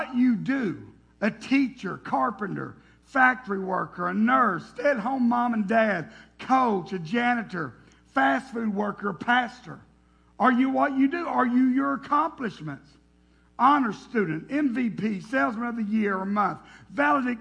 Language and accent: English; Tennessee, United States; I was born and raised in Tennessee.